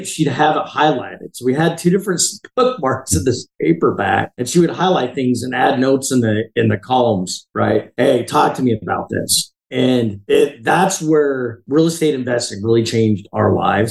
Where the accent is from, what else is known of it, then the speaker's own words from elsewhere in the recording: Heber City, Utah, United States; The little town I grew up in Heber City